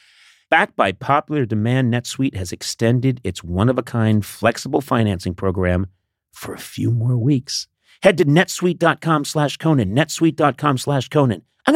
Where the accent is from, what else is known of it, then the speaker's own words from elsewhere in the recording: Scotland, United Kingdom; I'm Scottish. No matter how much I love parts of England, I fucking hate England.